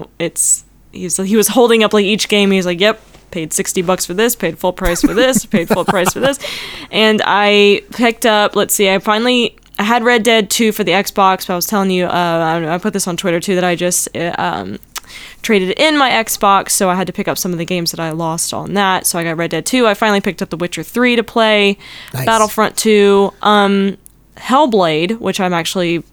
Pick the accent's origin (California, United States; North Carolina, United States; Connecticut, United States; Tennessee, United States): North Carolina, United States; moved away; my hometown in North Carolina